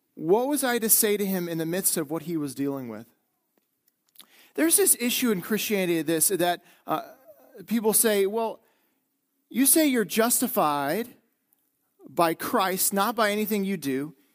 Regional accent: northeastern Wisconsin, United States; moved away as an adult; being in Wisconsin, growing up in Wisconsin, now being back, it's that we are a doer culture in northeastern Wisconsin.

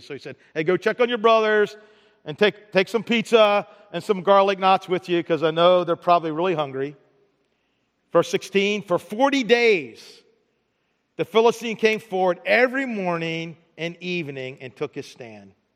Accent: Baltimore, Maryland, United States; moved away; I'm from Baltimore

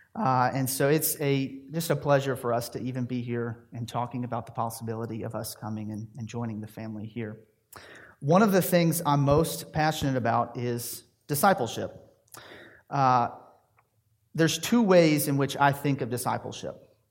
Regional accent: Tennessee, United States; moved away as an adult; also born or lived in Louisville, Kentucky; I was raised in Tennessee.

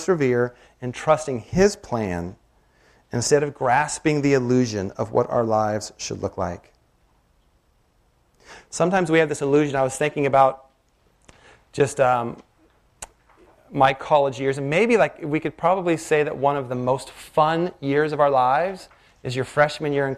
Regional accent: Washington, United States; I grew up in Washington

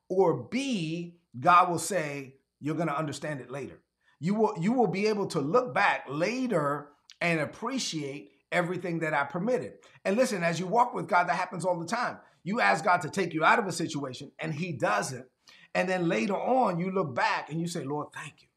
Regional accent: New York City, New York, United States; I grew up in East New York, Brooklyn.

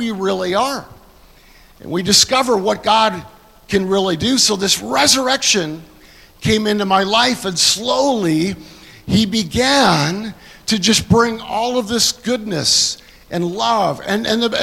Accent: Canada; now in United States; I'm a Canadian. I came to America in 1984

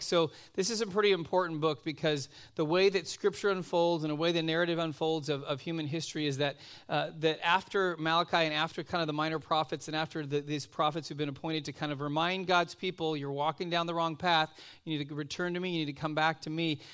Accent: Los Angeles, California, United States; now in Simi Valley, United States; I grew up out in Van Nuys

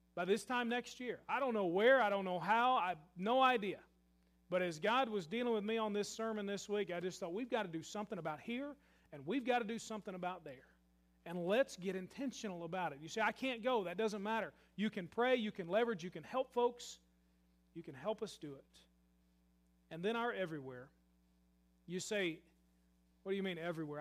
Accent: Murray, Kentucky, United States; I grew up in Murray, Kentucky

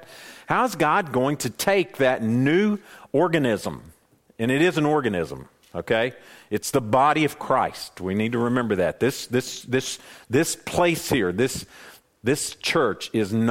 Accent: Boone, North Carolina, United States; I'm born in the mountains, born and raised in Boone

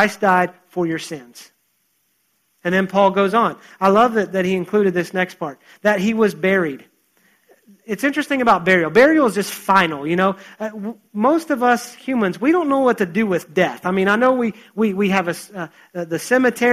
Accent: United States; also born or lived in West Virginia / North Carolina; now in Texas, United States; I grew up in West Virginia and North Carolina

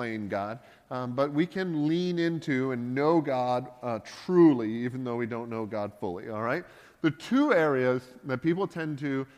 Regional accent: Canada; being a Canadian

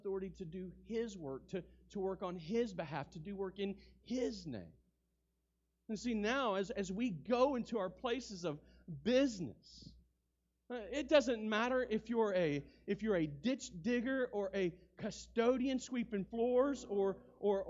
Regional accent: United States; I'm an American citizen.

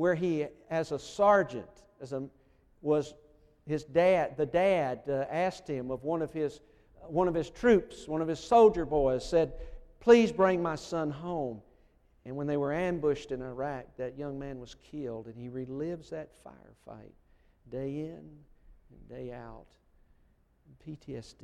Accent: United States; moved away; I'm originally from Colman County

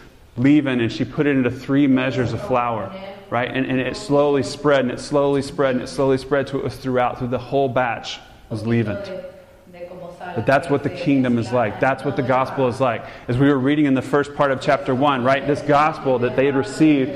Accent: the South, United States; since I'm from the South

